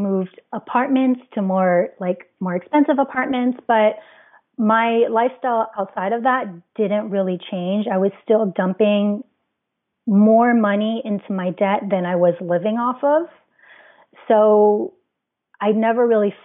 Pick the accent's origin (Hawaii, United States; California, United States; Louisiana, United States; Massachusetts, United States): Hawaii, United States; being born and raised in Hawaii